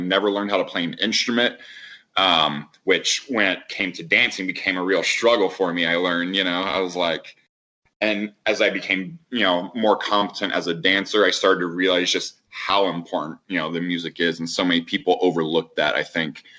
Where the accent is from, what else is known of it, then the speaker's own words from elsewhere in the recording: Indianapolis, Indiana, United States; I was born and raised in Indy.